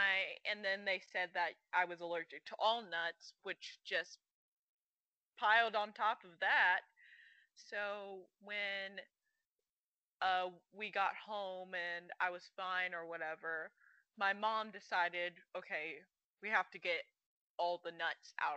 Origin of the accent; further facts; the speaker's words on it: Birmingham, Alabama, United States; I'm from Birmingham, Alabama